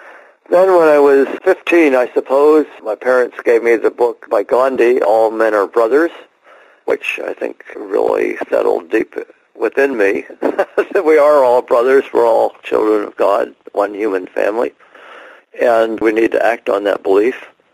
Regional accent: outside of Philadelphia, Pennsylvania, United States; also born or lived in Ohio / Iowa; now in California, United States; I was born in Ohio and lived for a couple of years in Iowa, and then my growing up years after that was in Pennsylvania in a cooperative community outside of Philadelphia.

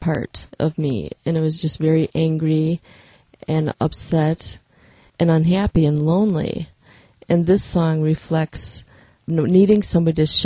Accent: Fall Creek, Wisconsin, United States; also born or lived in Green Bay / Milwaukee; All my life I've been in Fall Creek

